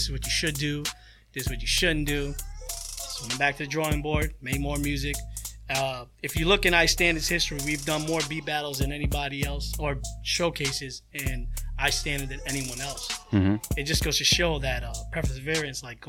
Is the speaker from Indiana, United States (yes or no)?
no; New York City, New York, United States; moved away; I'm from Queens